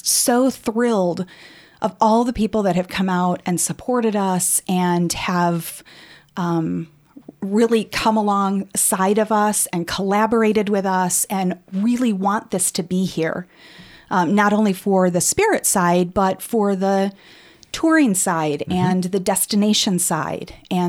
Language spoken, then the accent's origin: English; Rockford, Illinois, United States; Growing up in Rockford, I had no idea that this actually happened and that we had a huge distillery here in Rockford